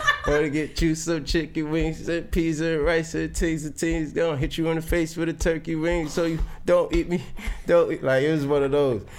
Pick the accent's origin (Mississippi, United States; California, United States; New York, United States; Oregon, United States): New York, United States; New York City; I was a kid from Brownsville